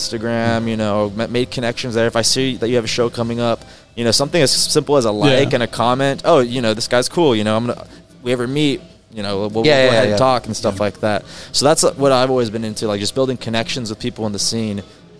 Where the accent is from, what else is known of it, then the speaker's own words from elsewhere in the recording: Harlingen, Texas, United States; also born or lived in San Antonio; Yes, I'm from Harlingen originally.